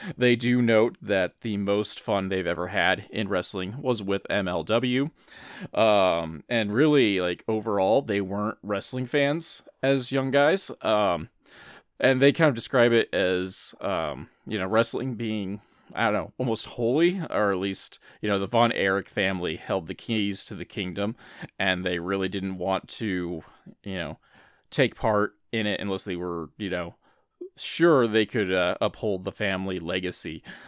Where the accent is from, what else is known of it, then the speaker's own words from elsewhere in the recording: Midwest, United States; I'm from the Midwest